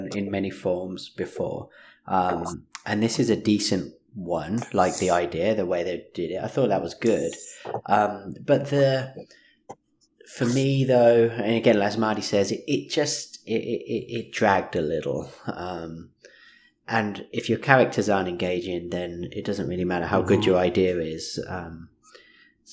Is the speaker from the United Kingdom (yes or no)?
yes; England, United Kingdom; being English